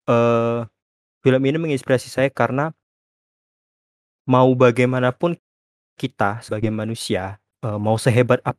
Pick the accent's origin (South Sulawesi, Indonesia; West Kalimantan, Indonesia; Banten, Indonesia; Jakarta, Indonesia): West Kalimantan, Indonesia; Pontianak; saya asalnya dari Pontianak.